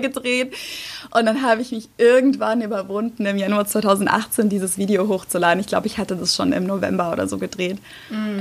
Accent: Germany; moved away as an adult; now in United States; ich als Deutsche

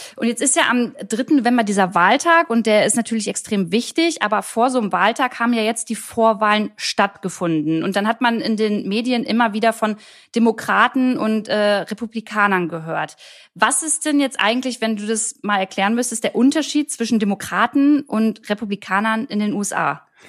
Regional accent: Germany; hier bei uns in Deutschland

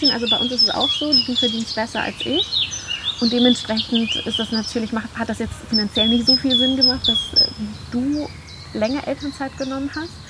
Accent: Colombia; German is a second language; Also wir waren in meiner Heimat in Kolumbien und in Marokko

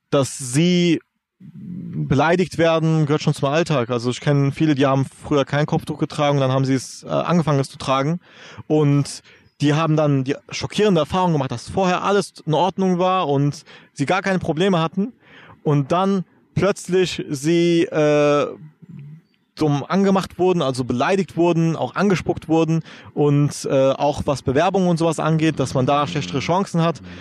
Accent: Germany; first language German; was unterscheidet mich eigentlich noch von jemandem, der auch hier in Deutschland aufgewachsen ist

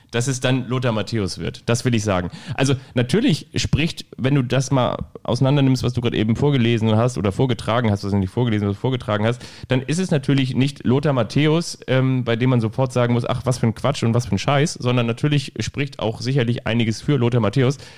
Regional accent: Bavaria, Germany; Außerdem bin ich ja auch Franke.

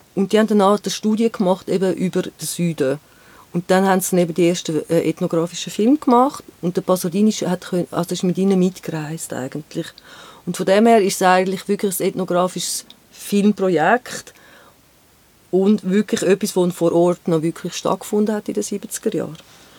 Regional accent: Rümlang, Zurich, Switzerland; now in Geneva, Switzerland; Ich bin in Römlang aufgewachsen

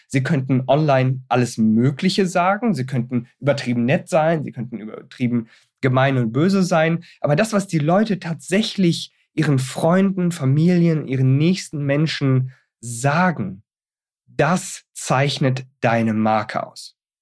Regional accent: Germany; bei uns in Deutschland

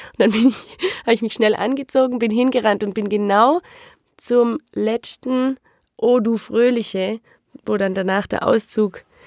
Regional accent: Rottweil, Baden-Württemberg, Germany; In Rottweil, auch im alten Krankenhaus

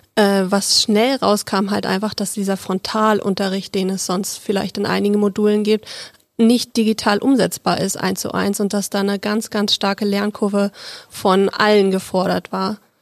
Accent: Berlin, Germany; moved away; ich komme ursprünglich aus Berlin und wir haben da so einen großen schönen Zoo

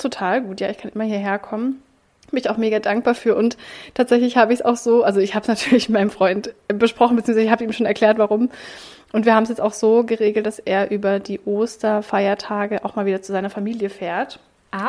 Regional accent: Baden-Württemberg, Germany; now in Berlin, Germany; ich komme ja eigentlich aus Baden-Württemberg

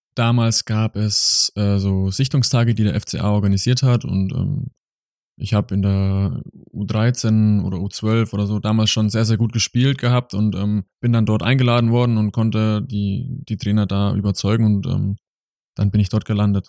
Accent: small village near Augsburg, Bavaria, Germany; moved away as an adult; now in Mannheim, Germany; Es war ein sehr, sehr kleines Dorf. Wir, ähm, meine Eltern wohnen im Ort, der hat nur knapp 700 Einwohner.

